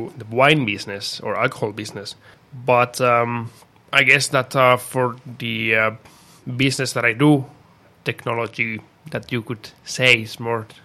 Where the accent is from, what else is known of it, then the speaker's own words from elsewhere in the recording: Spain; now in Finland; I'm from Spain, 28